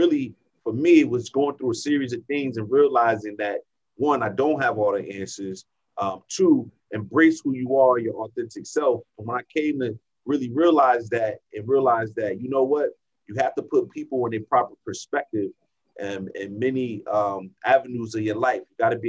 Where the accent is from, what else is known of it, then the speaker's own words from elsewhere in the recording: New Jersey, United States; moved away as an adult; now in San Diego, United States; originally born in New Jersey. I'm from New Jersey. I'm a Jersey boy